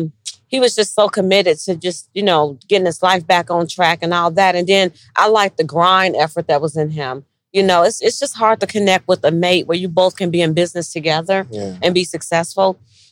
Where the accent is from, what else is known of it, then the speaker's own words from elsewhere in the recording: Gary, Indiana, United States; I'm from Gary, Indiana.